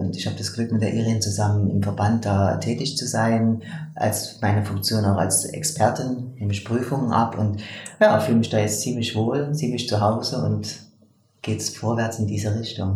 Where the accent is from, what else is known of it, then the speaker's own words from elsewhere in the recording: eastern Germany, Germany; moved away as an adult; also born or lived in Leipzig; now in Switzerland; ich komme aus dem Osten von Deutschland